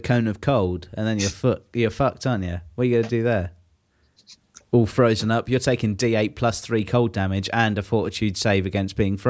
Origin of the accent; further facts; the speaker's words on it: England, United Kingdom; we cram a lot of events into our winter calendar, don't we, as English